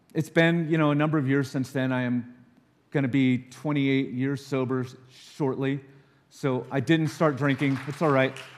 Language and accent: English; Los Alamos, New Mexico, United States; I grew up in Los Alamos